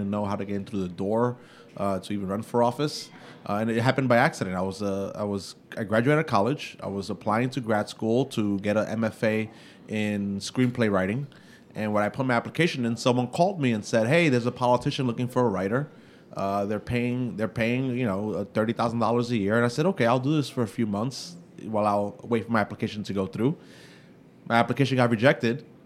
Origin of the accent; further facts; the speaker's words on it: New York City, New York, United States; I grew up, my family, my siblings and I grew up in East New York, a very rough neighborhood in the 90s and the 80s.